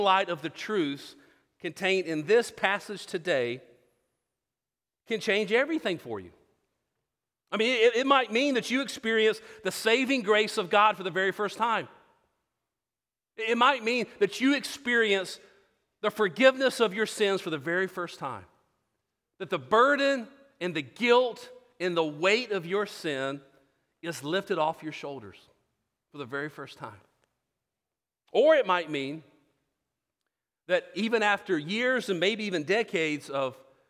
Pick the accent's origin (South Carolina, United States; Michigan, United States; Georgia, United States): Georgia, United States; South; now in Houston, United States; I grew up in South Georgia